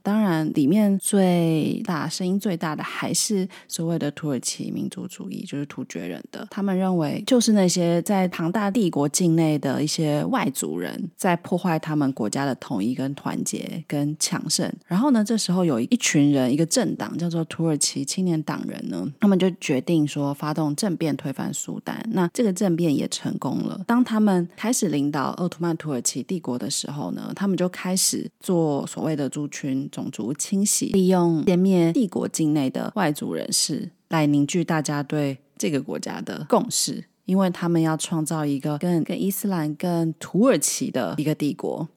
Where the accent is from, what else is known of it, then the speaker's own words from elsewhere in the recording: Taiwan; 身为台湾人的我们